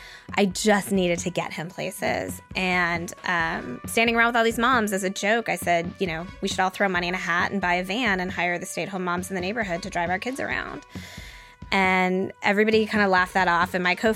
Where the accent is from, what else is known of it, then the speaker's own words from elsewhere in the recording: Denver, Colorado, United States; now in Los Angeles, United States; I grew up in Denver.